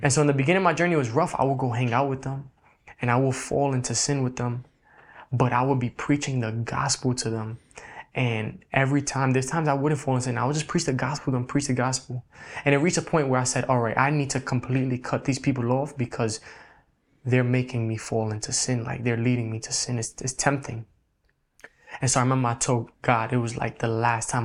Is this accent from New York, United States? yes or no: yes; New York City, New York, United States; I was born and raised in the Bronx, New York.